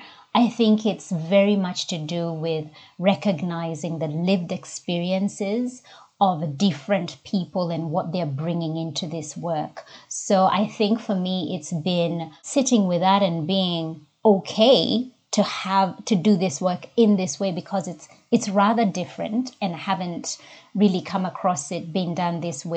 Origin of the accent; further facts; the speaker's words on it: Nairobi, Kenya; accent: Kenyan; English is a second language; moved away as an adult; now in Australia; So born and bred in Nairobi, Kenya, and came over to Australia about 20 over 20 years now ago as an international student.